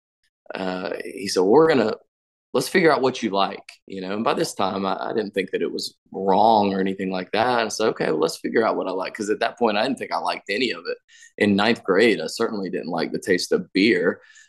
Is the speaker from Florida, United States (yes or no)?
yes; Florida, United States; born there; So I was born in Florida, and then we moved around like we were fugitives.